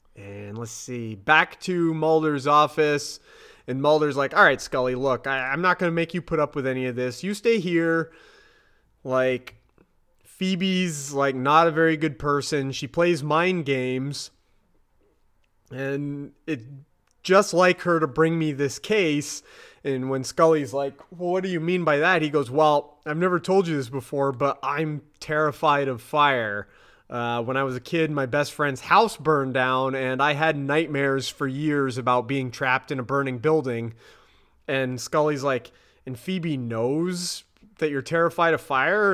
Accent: United States; I'm that American asshole.

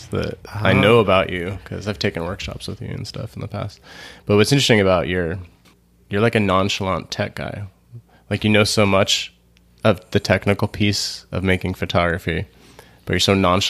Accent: Montana, United States; I was born in Montana, and I lived in Montana a lot, so identify the whole state is where I'm from.

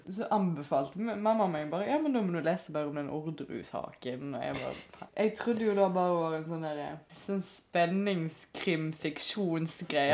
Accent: Stord, Vestland, Norway; now in Bergen, Norway; Nå kommer jeg jo òg fra Stord, som er en veldig nynorsk ja. kommune. Mm. Så jeg har jo alltid skrevet nynorsk siden jeg var liten

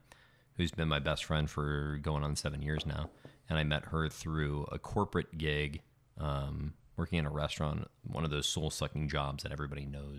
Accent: Phoenix, Arizona, United States; moved away; also born or lived in Tucson / St. Louis; So I was born in Tucson and... I grew up a little bit in Phoenix, and then I moved to the Midwest for a bit and lived in St. Louis for a number of years

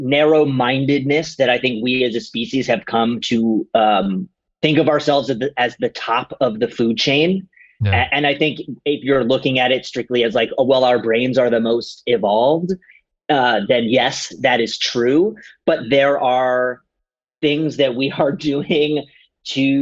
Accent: United States; now in Los Angeles, United States; I grew up on the East Coast. I grew up like just outside Washington, D.C., so very much like a city kind of upbringing

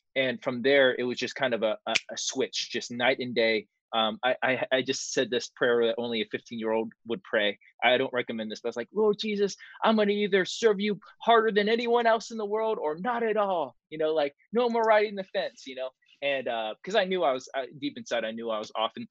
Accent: Marietta, Georgia, United States; also born or lived in California; we moved into a suburb called Mar- uh, a city called Marietta, Georgia

